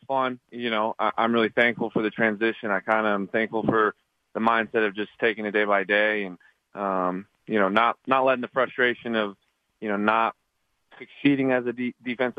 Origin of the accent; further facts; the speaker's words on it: Montana, United States; I'm from Montana